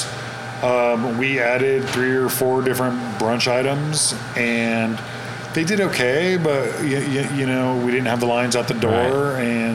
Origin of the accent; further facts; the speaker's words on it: California, United States; I'm from California